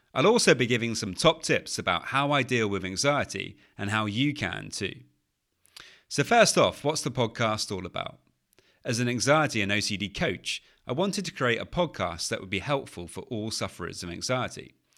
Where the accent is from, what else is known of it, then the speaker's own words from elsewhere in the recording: United Kingdom; accent: British; as you can probably tell from my British accent, I'm from the U K.